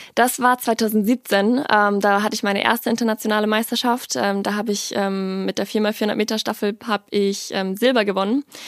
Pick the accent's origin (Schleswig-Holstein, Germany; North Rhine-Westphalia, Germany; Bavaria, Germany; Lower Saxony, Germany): Bavaria, Germany; Ingolstadt; moved away as an adult; also born or lived in Worms; ich bin in Worms geboren und bin dann aber super schnell, ich glaube, ich war ein halbes Jahr, bin ich dann ähm, nach Ingolstadt gezogen mit meiner Familie und bin dann dort zur Schule gegangen